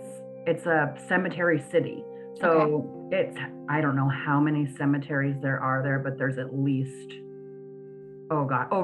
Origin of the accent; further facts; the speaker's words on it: San Francisco, California, United States; I am. I'm from San Francisco.